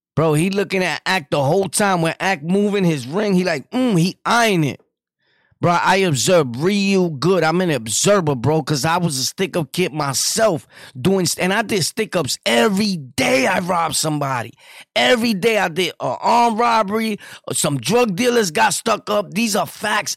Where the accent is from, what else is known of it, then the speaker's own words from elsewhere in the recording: New York City, New York, United States; I'm from New York City